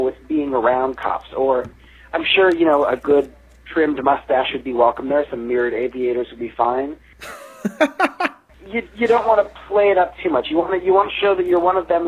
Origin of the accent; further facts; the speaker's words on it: Los Angeles, California, United States; I grew up in Van Nuys, Sherman Oaks